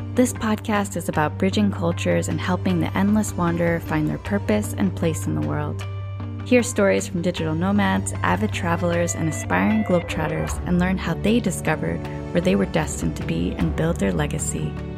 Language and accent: English; New Jersey, United States; moved away as an adult; now in Bali, Indonesia; I left New Jersey. We're both from the East Coast